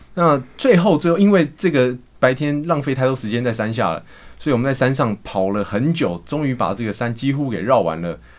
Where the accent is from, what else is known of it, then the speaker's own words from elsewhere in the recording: Hualien County, Taiwan; moved away as an adult; now in Shanghai, China; 我是，呃，来自花莲